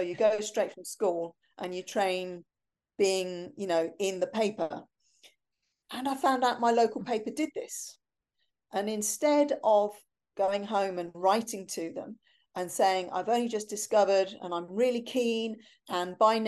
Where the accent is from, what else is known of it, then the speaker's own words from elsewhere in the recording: Germany; born there; also born or lived in Cyprus; Yeah, well, I was born in Germany. I was only there for 6 weeks